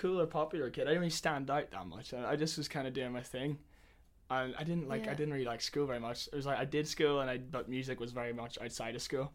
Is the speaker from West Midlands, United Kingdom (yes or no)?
no; Magherafelt, Northern Ireland, United Kingdom; moved away as an adult; also born or lived in Belfast; So I grew up in a town called Machaerfelt in County Derry in Northern Ireland.